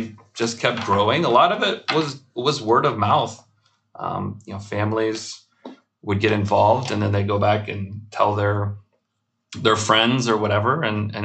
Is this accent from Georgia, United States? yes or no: yes; Atlanta, Georgia, United States; moved away as an adult; now in Chicago, United States; I grew up in Atlanta